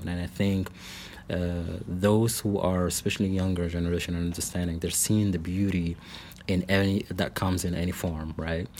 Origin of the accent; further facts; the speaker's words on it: Lebanon; moved away as an adult; also born or lived in Salt Lake City, Utah / Portland / Iowa; now in Springfield, Missouri, United States; I was born and raised in Lebanon. That is the country, not the town nearby here.